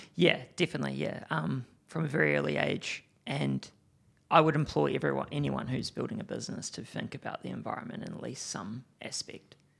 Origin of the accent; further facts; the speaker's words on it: Timaru, Canterbury, New Zealand; I grew up in Timaru